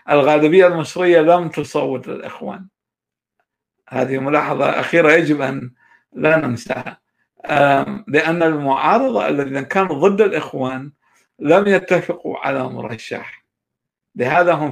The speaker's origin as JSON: {"language": "Arabic", "region": "Kurdistan Region", "country": "Iraq", "accent": "Bahdini Kurdish", "second_language": "Arabic", "said": "هو كان يتكلم باللهجة الصورانية وأنا كنت أتكلم باللهجة البهدينانية آه، اضطرينا نقلب على الفارسي"}